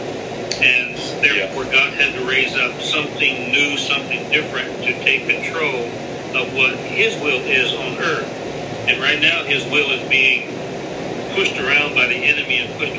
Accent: San Antonio, Texas, United States; I was born and raised in San Antonio, Texas, and I pastored a church there

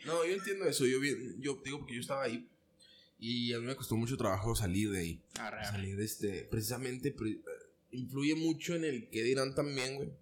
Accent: Ciudad Juárez, Chihuahua, Mexico; nací en Ciudad Juárez

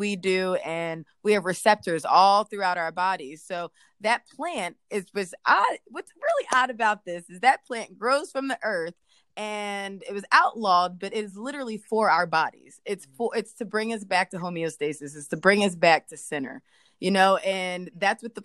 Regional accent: Philadelphia, Pennsylvania, United States; moved away as an adult; now in Atlanta, United States; I'm from Philadelphia originally. I've been in Atlanta for 11 years

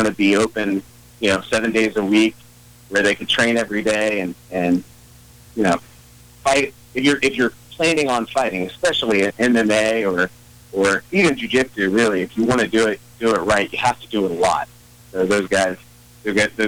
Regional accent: Glouster, Ohio, United States; I'm born and raised in Gloucester, Ohio

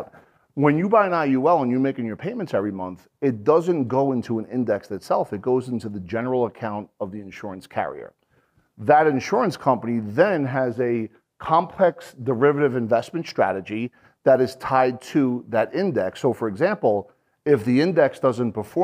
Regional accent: New Jersey, United States; I'm an Irish guy from New Jersey

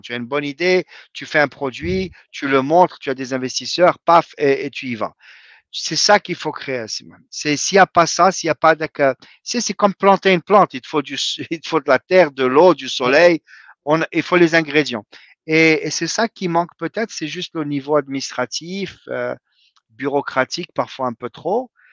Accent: Morocco; moved away as an adult; also born or lived in Rabat; now in United States; j'ai quitté le Maroc en 92

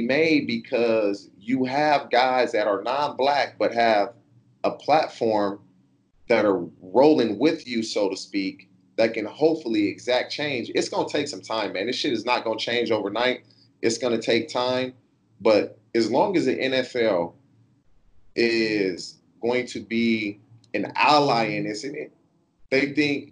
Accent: California, United States; I'm from California, born and raised here.

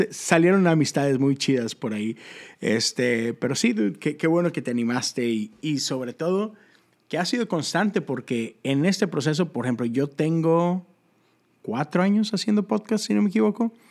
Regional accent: Monterrey, Nuevo León, Mexico; Este, pues soy un vato de Monterrey, Nuevo León.

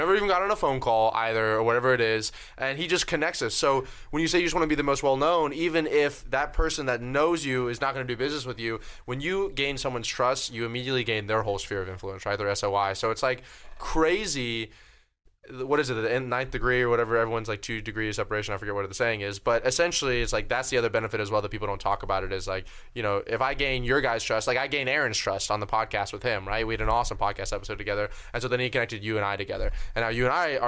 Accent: Florida, United States; moved away; back in my hometown of Florida

